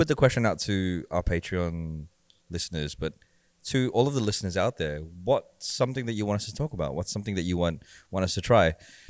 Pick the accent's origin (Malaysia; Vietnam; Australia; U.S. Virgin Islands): Australia; we're from Australia.